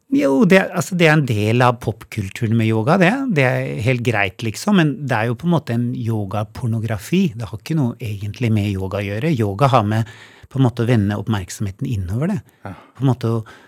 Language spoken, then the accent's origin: Norwegian; Oslo, Norway; moved away as an adult; also born or lived in Hemsedal / Valdres; now in Hemsedal and Valdres, Norway; jeg er jo født og oppvokst i Oslo, men bodde så 20 år i utlandet